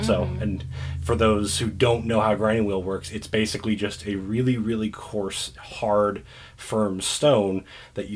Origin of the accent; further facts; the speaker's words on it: Columbus, Nebraska, United States; I'm from Columbus, Nebraska, and they have a lot of different manufacturing.